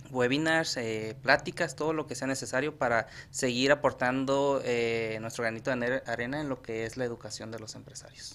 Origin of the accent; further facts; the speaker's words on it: Sinaloa, Mexico; soy de dónde soy, soy de Sinaloa